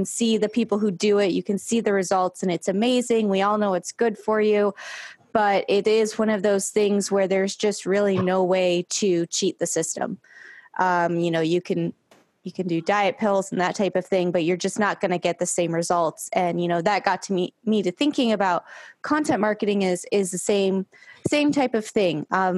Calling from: Long Beach, California, United States; I am in Long Beach, California.

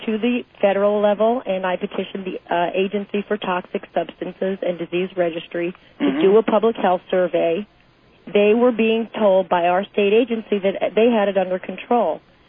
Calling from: Tempe, Arizona, United States; I'm from Tempe, Arizona.

